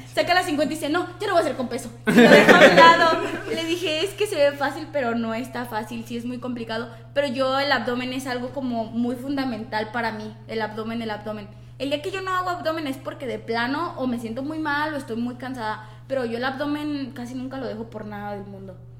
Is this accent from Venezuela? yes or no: no; Mexico; nosotros como mexicanos